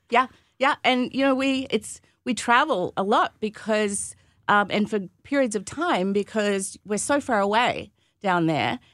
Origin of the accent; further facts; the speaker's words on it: Gympie, Queensland, Australia; moved away as an adult; also born or lived in Sydney / Melbourne / San Francisco; now in United States; my hometown is Gympie